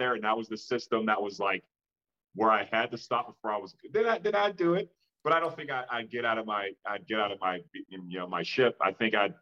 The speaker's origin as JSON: {"language": "English", "town": "Pittsburgh", "region": "Pennsylvania", "country": "United States", "tie": "born or raised there", "said": "I grew up in Pittsburgh, Pennsylvania"}